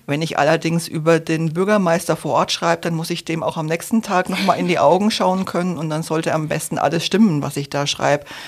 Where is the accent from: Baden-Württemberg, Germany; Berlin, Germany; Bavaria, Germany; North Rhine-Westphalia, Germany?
Bavaria, Germany; Franconia; moved away; Ich komme nämlich ursprünglich aus Franken